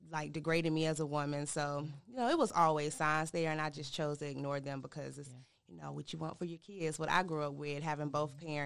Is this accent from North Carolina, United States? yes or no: yes; Durham, North Carolina, United States; also born or lived in Norfolk, Virginia; always been in Durham, but I was born in uh, Norfolk, Virginia. My dad was. I'm a Navy baby